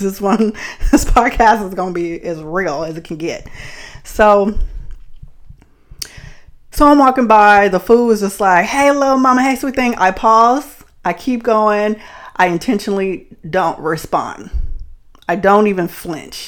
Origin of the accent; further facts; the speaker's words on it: Bay Area, California, United States; growing up in the Bay Area